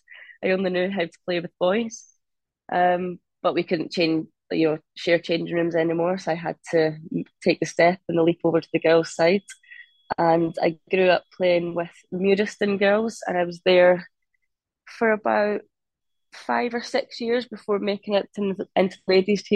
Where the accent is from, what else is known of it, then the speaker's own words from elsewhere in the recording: Livingston, Scotland, United Kingdom; moved away as an adult; also born or lived in Abu Dhabi; now in London, United Kingdom; I'm from Livingston, so just 20 minutes outside of Edinburgh.